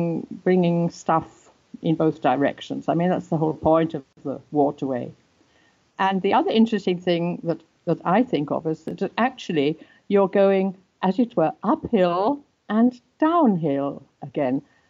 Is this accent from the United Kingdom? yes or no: yes; United Kingdom; first language English; moved away as an adult; also born or lived in Oxford / River Main, Germany; now in Germany; I grew up near London